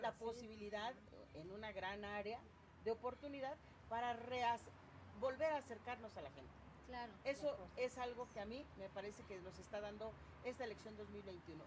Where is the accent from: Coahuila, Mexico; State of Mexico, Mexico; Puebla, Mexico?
Puebla, Mexico